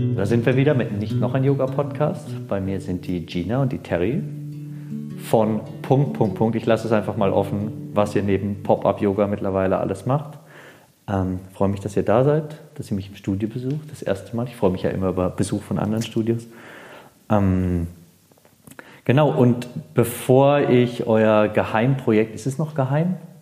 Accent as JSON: {"language": "German", "region": "Baden-Württemberg", "country": "Germany", "also_born_or_lived": "Munich (Harlaching)", "moved": "yes", "lives_now": "Munich, Germany", "said": "Ich bin aus Baden-Württemberg"}